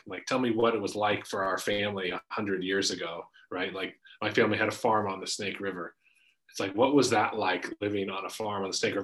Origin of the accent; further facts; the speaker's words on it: Spokane, Washington, United States; born and raised in Spokane, grew up in Green Bluff, up on the north side